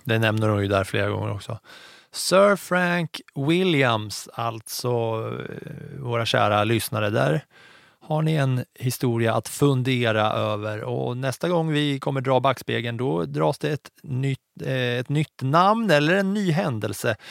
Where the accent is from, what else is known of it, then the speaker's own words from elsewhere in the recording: Katrineholm, Södermanland, Sweden; jag växte upp i Katrineholm